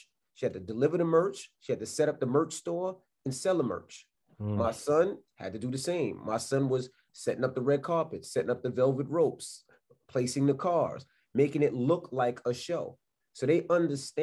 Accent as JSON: {"language": "English", "town": "New York City", "region": "New York", "country": "United States", "also_born_or_lived": "West Milford, New Jersey", "moved": "yes", "said": "I'm from Queens, New York"}